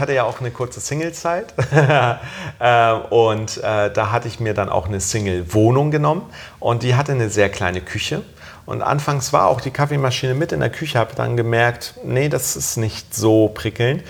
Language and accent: German; Germany; ich bin in Deutschland aufgewachsen